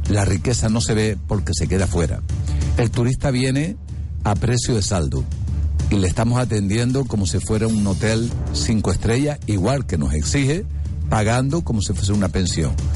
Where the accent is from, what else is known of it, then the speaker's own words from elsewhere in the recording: Canary Islands, Spain; el canario cada vez está siendo más marginado